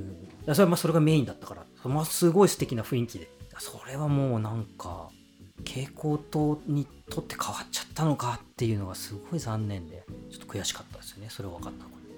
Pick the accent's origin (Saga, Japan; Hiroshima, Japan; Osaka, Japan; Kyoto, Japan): Saga, Japan; now in Tokyo, Japan; 僕は佐賀出身なんで